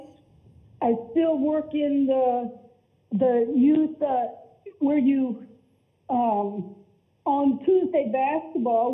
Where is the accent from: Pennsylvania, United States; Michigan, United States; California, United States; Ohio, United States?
Pennsylvania, United States; Pottstown; now in Richmond, United States; I'm from Pennsylvania